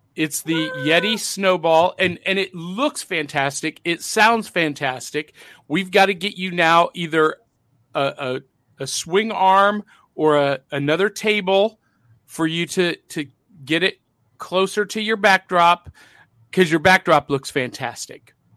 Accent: Nashville, Tennessee, United States; my hometown of Nashville, Tennessee

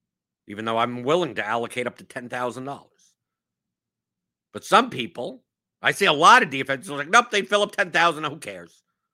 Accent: New York, United States; I've seen Hamilton here. I came from New York. I don't need that.

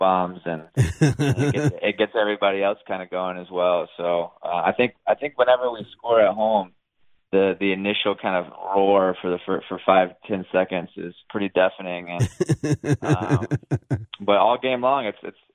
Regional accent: Virginia Beach, Virginia, United States; I'm from Virginia Beach, Virginia. It's a middle-sized city

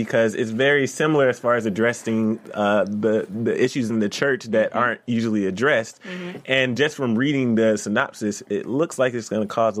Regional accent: Atlanta, Georgia, United States; So growing up in the South, the whole Bible Belt, I'm from Atlanta.

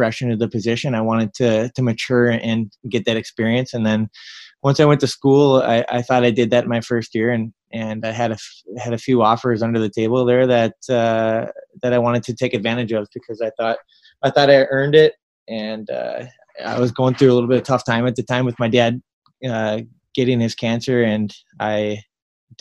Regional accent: Minnesota, United States; when I was at Duluth, I'm playing in my home state

